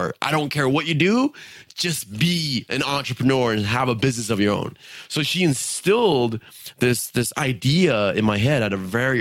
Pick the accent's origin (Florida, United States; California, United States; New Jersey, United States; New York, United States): California, United States; San Diego; I was born in San Diego. So growing up, it was quite interesting